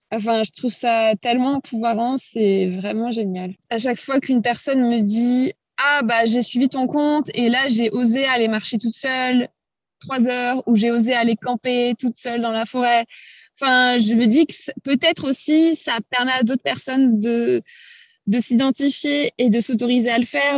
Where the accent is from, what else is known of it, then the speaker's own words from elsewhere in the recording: France; j'aimerais bien connaître mon propre pays.